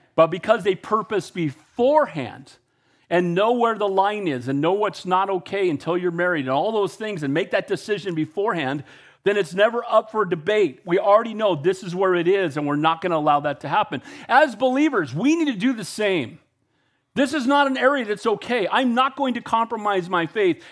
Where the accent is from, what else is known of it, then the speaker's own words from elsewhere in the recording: United States; I'm an American and I love our country